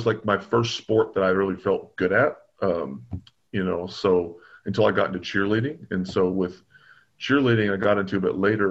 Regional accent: Bowling Green, Kentucky, United States; moved away as an adult; now in California, United States; I was born and raised in Bowling Green, Kentucky

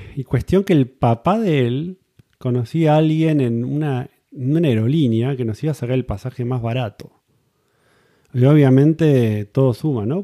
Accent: Buenos Aires, Argentina; moved away as an adult; also born or lived in New Zealand; now in California, United States; estuve viviendo en Argentina, en Buenos Aires, básicamente, zona norte. Ahí es donde conocí a mi mujer, nos casamos, tuvimos hijos y ahí es donde fui a la escuela

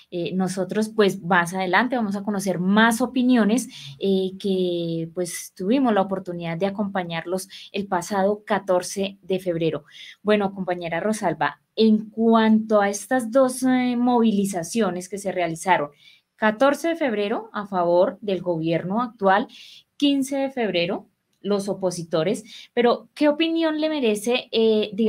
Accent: Colombia; nosotros como colombianos estamos desinformados

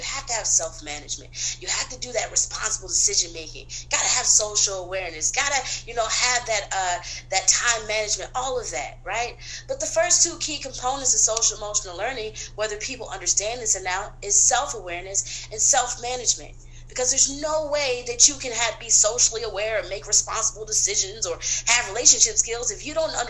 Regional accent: the South, United States; also born or lived in Brooklyn; now in Atlanta, United States; So I am from originally the South. My parents born and raised in Florida, different parts of Florida. I frequented Florida.

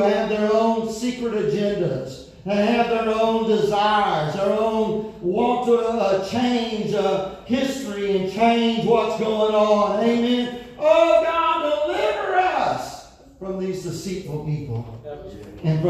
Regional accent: United States; Country I grew up in America

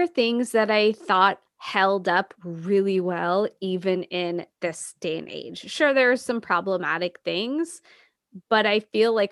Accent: Bay Area, California, United States; as a Californian, even though we don't live near California, Bay Area represent

